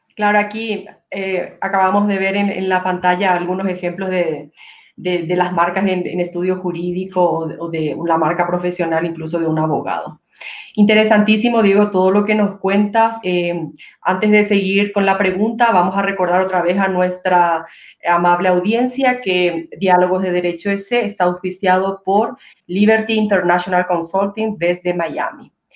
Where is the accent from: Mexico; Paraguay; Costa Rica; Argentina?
Paraguay; now in Quito, Ecuador; nosotros los paraguayos tenemos eh, una bebida típica